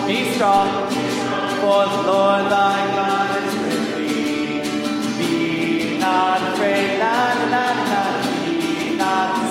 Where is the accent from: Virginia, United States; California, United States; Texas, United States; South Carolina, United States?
California, United States; San Jose; I'm from San Jose